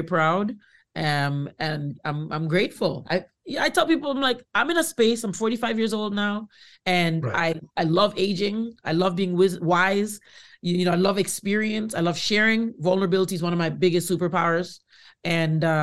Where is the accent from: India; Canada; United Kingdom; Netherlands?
Canada; as a first-generation Canadian, I know that my parents migrated here and raised us on Indigenous land